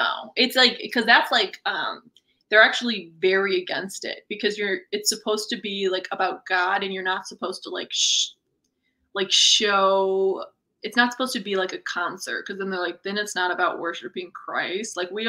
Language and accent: English; Missouri, United States; accent: folksy; Well, the real humdinger is I'm really from Missouri, so I don't know why I'm laying this on so thick.